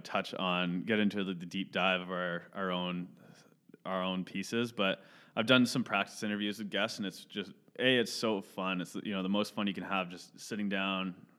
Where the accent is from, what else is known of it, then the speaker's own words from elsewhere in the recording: Caledon, Ontario, Canada; also born or lived in Mississauga; I grew up in Cheltenham. All my, all my budding memories and whatnot were from there, so I'd, would, I'd say I'm definitely from Caledon and not Mississauga